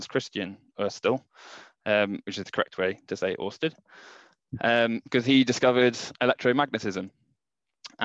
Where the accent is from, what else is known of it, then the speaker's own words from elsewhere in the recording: Mid Wales, United Kingdom; also born or lived in Swansea; I grew up in Mid Wales